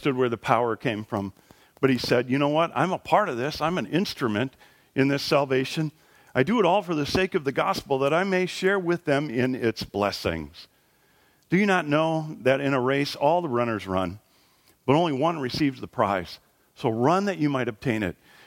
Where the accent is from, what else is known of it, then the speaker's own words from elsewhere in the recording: Wisconsin, United States; I was born in Wisconsin